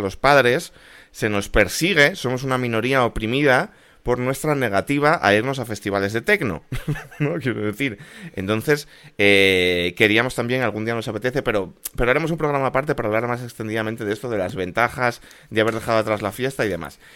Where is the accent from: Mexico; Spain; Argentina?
Spain; como español